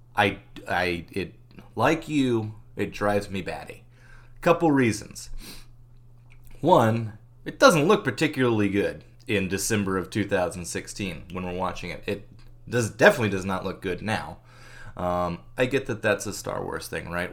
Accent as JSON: {"language": "English", "region": "Arkansas", "country": "United States", "also_born_or_lived": "Hicksville, New York", "moved": "as an adult", "said": "I'm from Arkansas"}